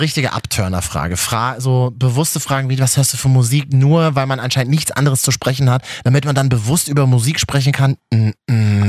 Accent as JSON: {"language": "German", "region": "Berlin", "country": "Germany", "said": "von uns Berlinern"}